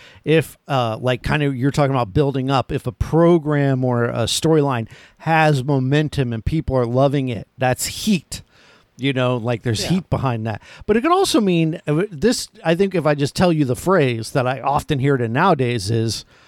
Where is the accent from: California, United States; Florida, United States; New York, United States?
Florida, United States; I'm from Florida.